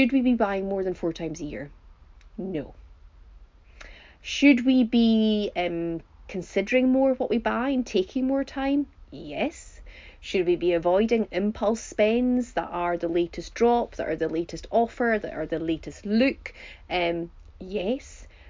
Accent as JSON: {"language": "English", "region": "Highlands of Scotland", "country": "United Kingdom", "said": "we are from the Highlands of Scotland"}